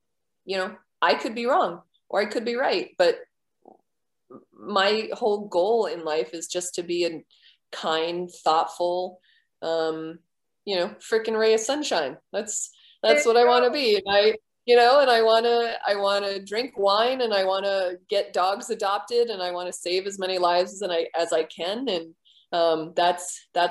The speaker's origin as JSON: {"language": "English", "town": "Merrimack", "region": "New Hampshire", "country": "United States", "said": "I'm from Merrimack, New Hampshire."}